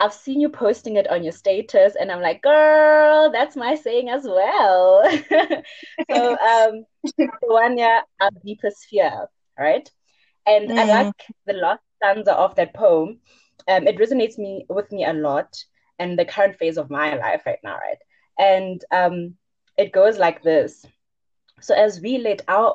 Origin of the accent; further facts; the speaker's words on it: Bushbuckridge, Mpumalanga, South Africa; moved away as an adult; now in Johannesburg, South Africa; I'm originally from Bushbuck Ridge, and I'm currently a fourth year medical student at BITS.